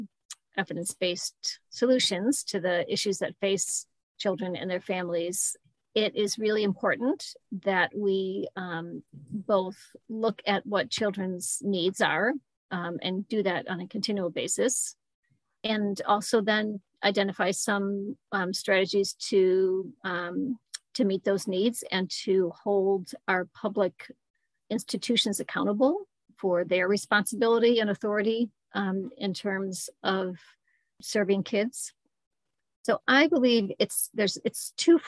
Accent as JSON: {"language": "English", "town": "Mendon", "region": "New York", "country": "United States", "tie": "born or raised there", "also_born_or_lived": "Buffalo / Scottsville", "said": "I grew up in the Rochester area in Mendon and lived here pretty much my whole life except for college and 1 year in Buffalo"}